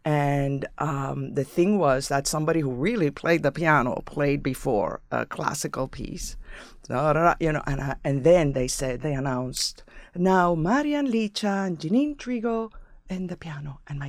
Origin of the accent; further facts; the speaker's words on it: San Juan, Puerto Rico; English is a second language; moved away as an adult; In San Juan.